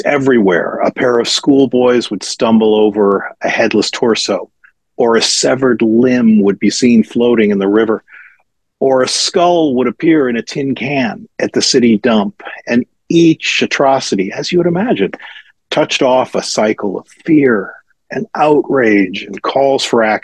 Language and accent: English; Cleveland, Ohio, United States; I grew up in Cleveland